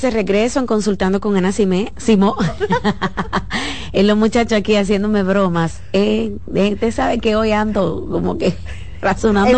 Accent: Dominican Republic; bastante creativos que somos los dominicanos

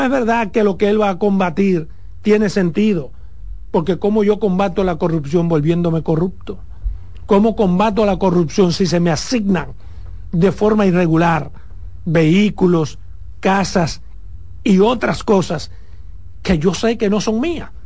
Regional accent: Pedernales, Dominican Republic; en mi pueblo, en mi provincia, Pernales

